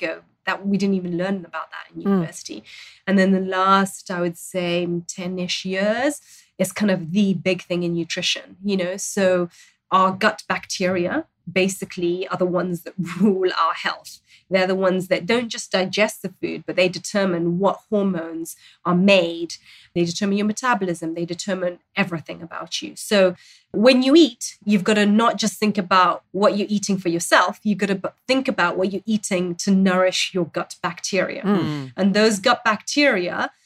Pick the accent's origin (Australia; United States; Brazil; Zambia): Zambia; in Zambia, I grew up in Zambia, and we have, again, a fermented milk that we naturally would have in our traditional diets